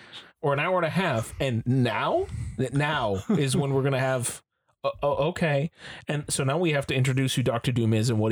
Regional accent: Toronto, Ontario, Canada; Hello, and I am from Toronto.

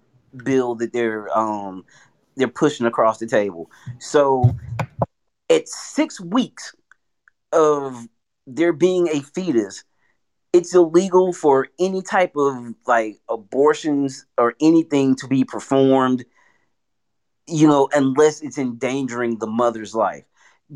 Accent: Alabama, United States; now in Houston, United States; I'm from Alabama, you know, grew up not too far from where you grew up.

